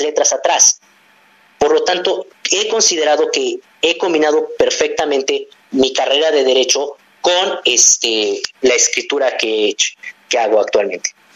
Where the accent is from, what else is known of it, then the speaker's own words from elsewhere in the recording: Mexico; crecí con una gran diversidad de personas y de, cultura que me enseñaron aquí en mi país